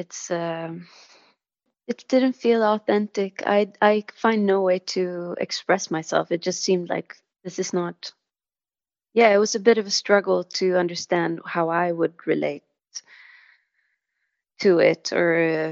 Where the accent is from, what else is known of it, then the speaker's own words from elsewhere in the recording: Stockholm, Stockholm County, Sweden; the church where I grew up in Stockholm